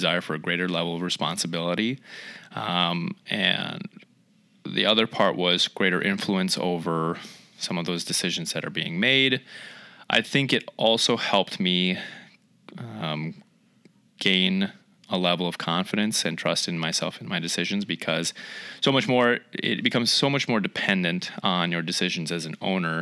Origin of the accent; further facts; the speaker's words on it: Eyota, Minnesota, United States; also born or lived in Fargo, North Dakota; now in Rochester, United States; I'm originally from Eota, Minnesota. So that's only about 12 miles east of here.